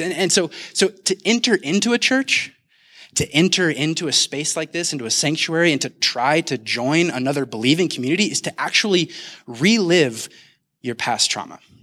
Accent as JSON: {"language": "English", "town": "Kansas City", "country": "United States", "moved": "yes", "lives_now": "Denver, United States", "said": "I'm actually originally from Kansas City."}